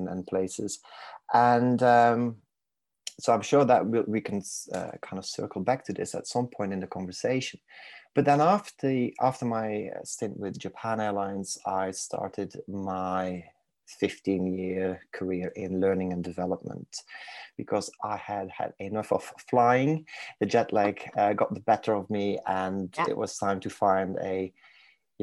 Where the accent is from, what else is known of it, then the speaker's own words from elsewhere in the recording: Belgium; accent: crossover accent, Manc twang; English is a second language; moved away as an adult; now in Manchester, United Kingdom; I was born and raised in Belgium. So in case people are wondering where the exotic accent is from